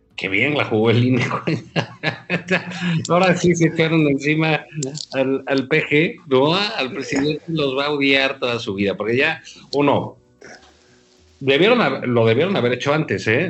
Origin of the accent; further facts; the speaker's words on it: Mexico; como mexicanos